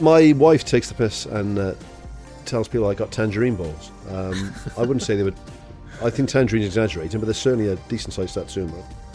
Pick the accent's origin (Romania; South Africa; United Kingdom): United Kingdom; Wales; I'm a Welsh bloke